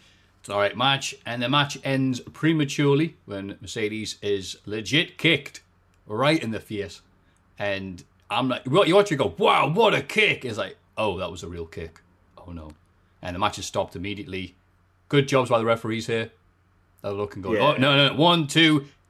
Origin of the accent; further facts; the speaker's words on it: England, United Kingdom; When it comes to my accent, I'll just change it. I'm like a chameleon. So when I go over to, you know, overseas or whatever, obviously it hasn't happened in a while, but I won't be like, Yari, mate. I'll be like, hello. Yes, I am from England.